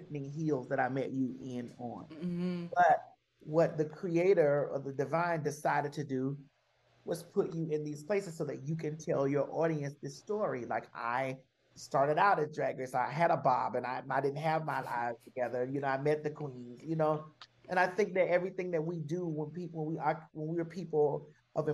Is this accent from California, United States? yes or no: no; Miami, Florida, United States; moved away; growing up in Miami